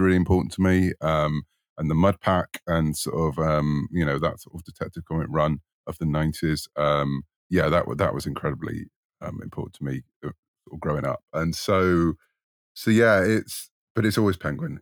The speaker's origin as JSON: {"language": "English", "country": "United Kingdom", "said": "you might tell from my accent, I'm in the U K"}